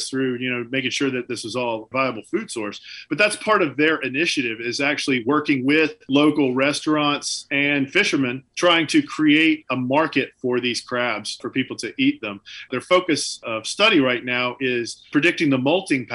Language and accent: English; Deep South, United States; now in New Hampshire, United States; I grew up in the Deep South